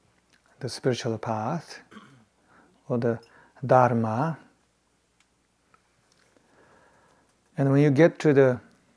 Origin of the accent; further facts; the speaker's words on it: Tibet, China; moved away; I grew up in Tibet